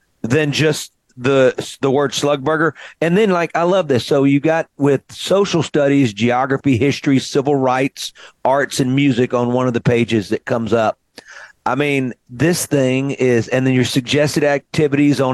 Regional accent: Mississippi, United States; born or raised there

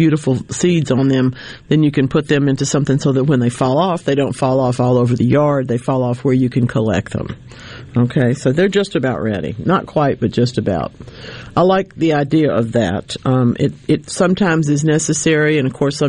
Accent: Louisiana, United States; my home state of Louisiana

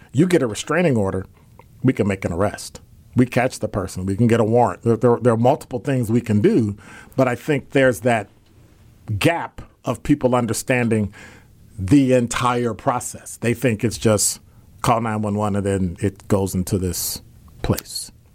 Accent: Chicago, Illinois, United States; now in Milwaukee, United States; I'm from Chicago

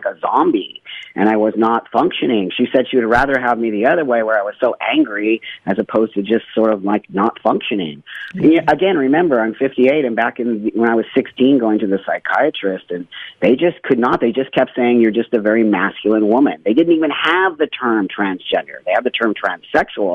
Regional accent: Los Angeles, California, United States; I grew up in Los Angeles in the San Fernando Valley, and I was a Valley girl

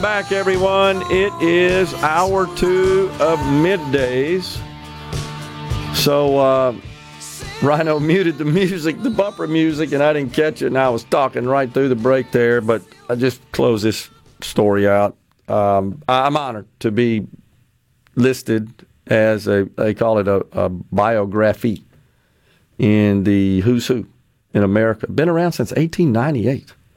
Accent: Mississippi, United States; my home state of Mississippi that I love so much

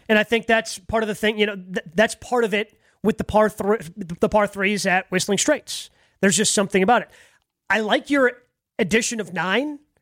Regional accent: Horicon, Wisconsin, United States; I grew up in in Dodge County, right? Grew up in Horicon.

